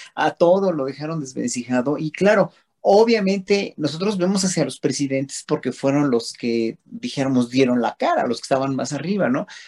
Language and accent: Spanish; Mexico; sentirnos unidos como pueblo mexicano